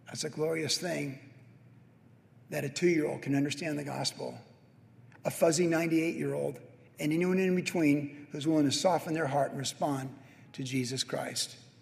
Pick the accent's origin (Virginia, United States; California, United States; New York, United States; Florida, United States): California, United States; Carlsbad; Danny Yarbrough was my best friend growing up in Carlsbad.